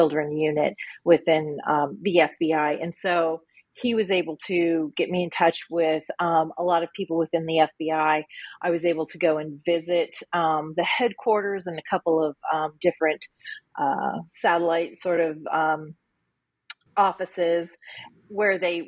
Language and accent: English; Colorado Springs, Colorado, United States; moved away as an adult; now in Texas, United States; I am originally from Colorado. I was born and raised there, and I moved away many years ago